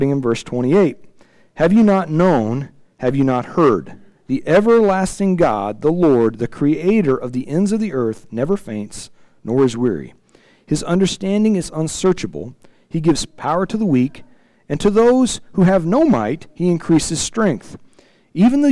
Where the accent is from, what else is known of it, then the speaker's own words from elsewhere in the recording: Illinois, United States; I'm from Illinois